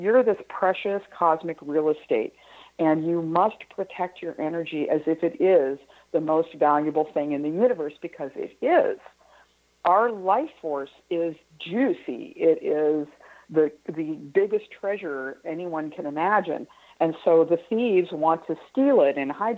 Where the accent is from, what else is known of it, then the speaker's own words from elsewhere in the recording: Midwest, United States; I grew up in the Midwest